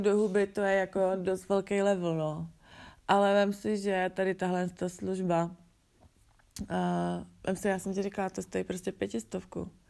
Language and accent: Czech; Czechia; tohle s tom my v Čechách nemáme